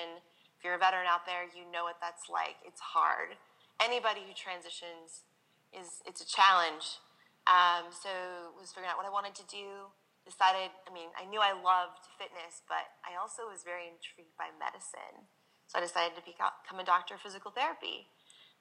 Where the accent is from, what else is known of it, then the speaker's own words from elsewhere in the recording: Seattle, Washington, United States; now in San Diego, United States; I grew up in Seattle, Washington